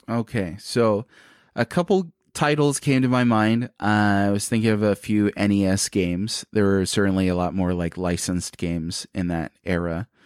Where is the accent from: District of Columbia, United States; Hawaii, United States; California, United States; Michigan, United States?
Hawaii, United States; I'm Hawaiian